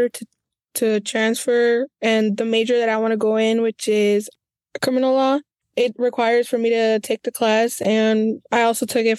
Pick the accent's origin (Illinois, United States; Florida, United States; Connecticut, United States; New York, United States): Illinois, United States; Bloomington; So I was born and raised here in Bloomington, Illinois. I attended and graduated from Bloomington High School.